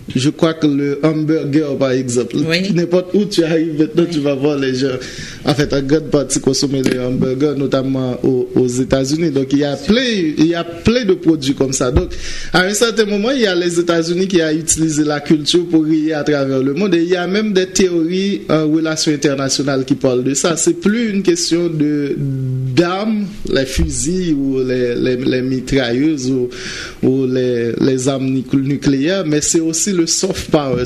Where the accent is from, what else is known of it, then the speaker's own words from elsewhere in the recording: Central Plateau, Centre, Haiti; moved away; also born or lived in Port-au-Prince, Haiti; j'ai commencé à jouer à l'église dans mon, ma ville natale, à la Bas, dans le plateau central.